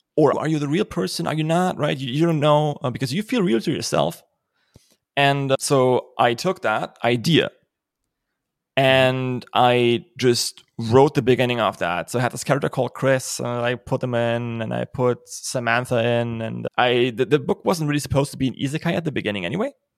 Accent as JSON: {"language": "English", "country": "Germany", "accent": "German", "second_language": "English", "said": "I'm German"}